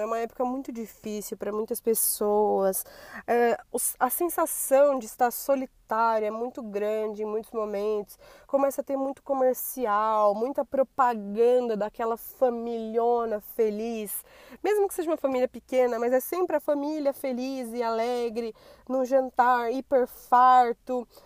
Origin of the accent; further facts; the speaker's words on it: São Paulo, Brazil; por falar a palavra rolê, possivelmente já deu para perceber que eu sou paulista